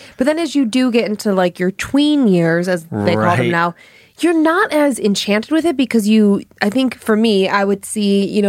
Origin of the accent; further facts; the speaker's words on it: Ohio, United States; where I grew up in Ohio